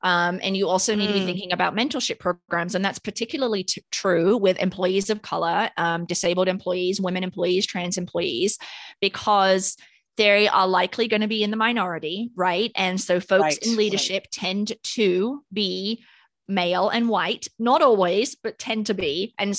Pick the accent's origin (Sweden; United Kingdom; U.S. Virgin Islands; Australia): United Kingdom; accent: British; Well, maybe I did the nah in my British accent.